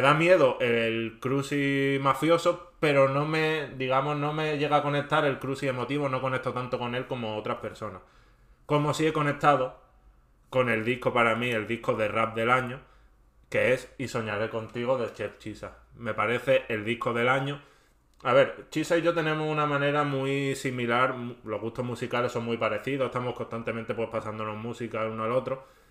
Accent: Andalusia, Spain; accent: Andalusian; mi inglés andaluz que yo sí soy andaluz

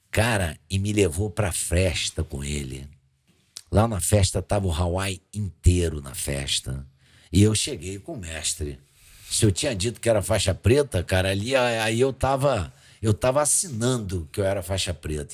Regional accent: Rio de Janeiro, Brazil; eu sou carioca, criado na Lagoa, debaixo da favela Santa Marta

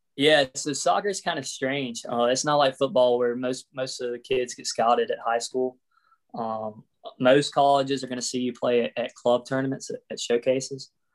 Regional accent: Pearl, Mississippi, United States; also born or lived in Plano, Texas; moved to Pearl when I was about three, and yeah, that's where I grew up, Pearl, Mississippi

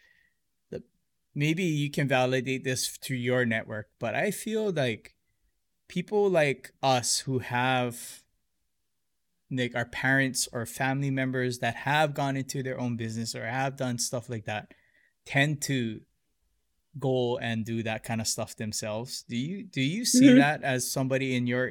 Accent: Hilo, Hawaii, United States; they consider me a townie that I grew up in Hilo

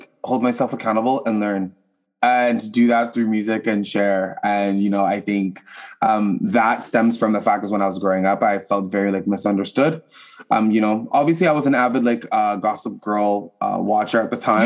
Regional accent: Ottawa, Ontario, Canada; I'm from Ottawa, Canada, the capital

